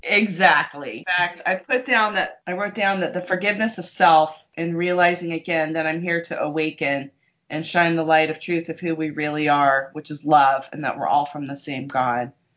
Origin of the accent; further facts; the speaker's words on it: San Diego, California, United States; I grew up in San Diego